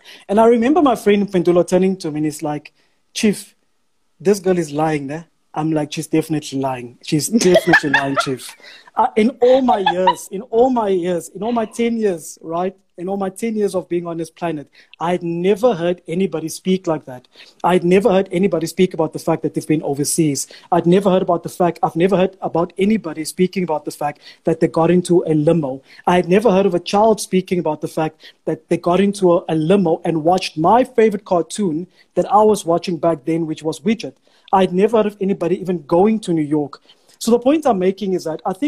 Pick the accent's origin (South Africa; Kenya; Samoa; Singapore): South Africa; first language Afrikaans; English is a second language; we come from the township